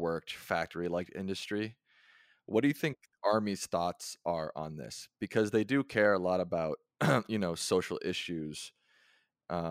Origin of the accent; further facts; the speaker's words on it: United States; I'm American, so I speak English.